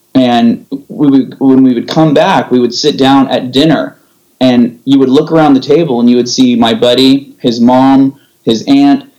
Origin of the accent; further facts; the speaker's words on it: San Jose, California, United States; also born or lived in Orange County; I'm from uh, the Bay Area. So I oh, grew up in I grew up in San Jose